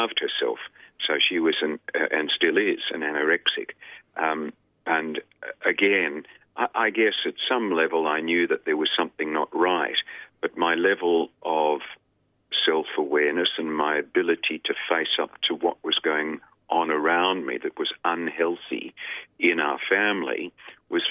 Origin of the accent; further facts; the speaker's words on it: Melbourne, Victoria, Australia; also born or lived in Sydney; now in Melbourne, Australia; where I grew up was in Melbourne. I was born in a hospital in Richmond that no longer exists, I think. And I grew up in Melbourne.